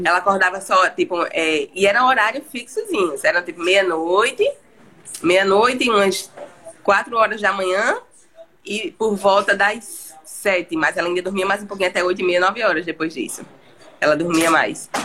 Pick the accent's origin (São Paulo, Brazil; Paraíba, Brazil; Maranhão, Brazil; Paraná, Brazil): Paraíba, Brazil; João Pessoa; sou de João Pessoa, na Paraíba